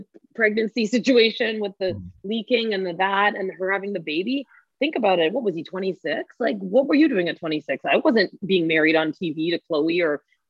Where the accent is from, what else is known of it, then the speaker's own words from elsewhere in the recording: Toronto, Ontario, Canada; I'm from Scarborough